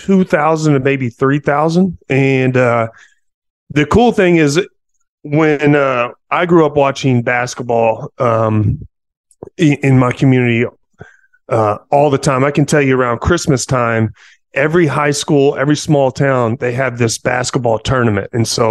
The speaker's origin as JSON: {"language": "English", "town": "Poplar Bluff", "region": "Missouri", "country": "United States", "tie": "born or raised there", "also_born_or_lived": "Columbia, Missouri / North Carolina", "moved": "as an adult", "said": "I grew up in Poplar Bluff, Missouri, small town, small community. It's a hardworking blue collar community, if you ask me, in the middle of nowhere."}